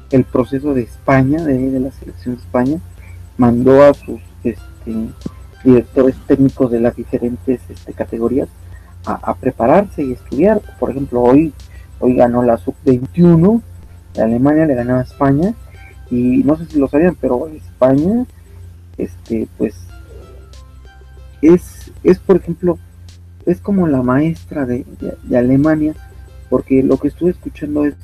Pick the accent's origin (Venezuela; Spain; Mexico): Mexico; Nosotros como mexicanos somos más, como podemos ser más forristas, como Osvaldo Sánchez en Televisa